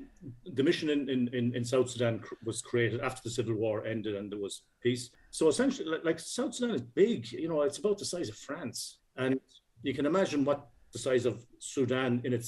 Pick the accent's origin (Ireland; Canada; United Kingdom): Ireland; Castlebar, Connacht; I was born in Castlebar on the West Coast.